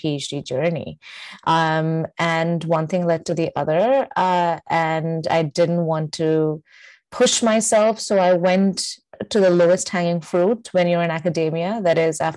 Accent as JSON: {"language": "English", "country": "India", "also_born_or_lived": "Michigan, United States", "second_language": "English", "moved": "as an adult", "lives_now": "New York City, United States", "said": "I'm originally from India."}